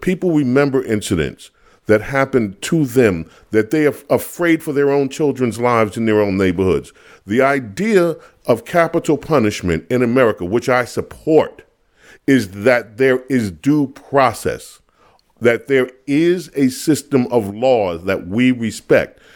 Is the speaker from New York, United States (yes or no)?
yes; New York City, New York, United States; When I grew up in Queens, New York